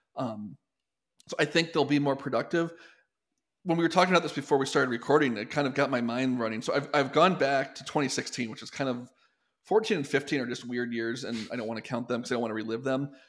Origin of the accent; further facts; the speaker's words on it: Detroit, Michigan, United States; my hometown, Detroit